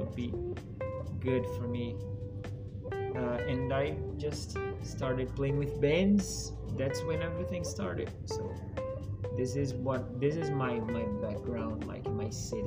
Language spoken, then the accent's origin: English; Maceió, Alagoas, Brazil; English is a second language; moved away as an adult; I'm from Brazil. It's the east side of Brazil. It's a city called Maceió.